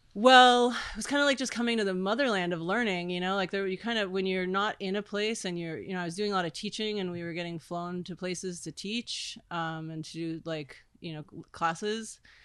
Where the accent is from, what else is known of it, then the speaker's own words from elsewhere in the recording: Miami, Florida, United States; moved away as an adult; also born or lived in Olympia, Washington / New York City / British Virgin Islands; I grew up in Miami on a sailboat with my dad